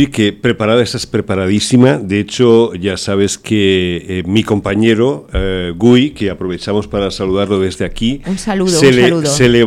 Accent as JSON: {"language": "Spanish", "country": "Germany", "tie": "born there", "said": "Lo digo porque yo nací"}